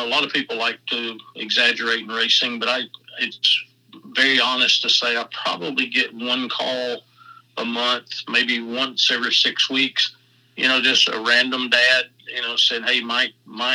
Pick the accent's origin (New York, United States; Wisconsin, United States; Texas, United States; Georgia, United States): Georgia, United States; also born or lived in Charlotte, North Carolina; I'm from Georgia